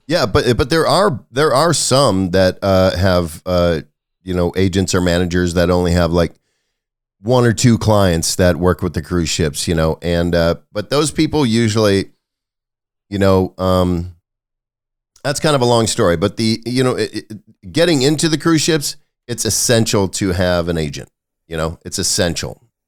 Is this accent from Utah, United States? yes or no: no; Wisconsin, United States; also born or lived in Los Angeles; now in Kentucky, United States; I grew up in Wisconsin